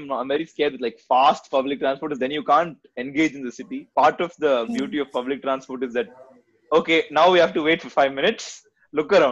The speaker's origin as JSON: {"language": "English", "town": "Bangalore", "region": "Karnataka", "country": "India", "moved": "yes", "lives_now": "Chennai, India", "said": "I'm from Bangalore"}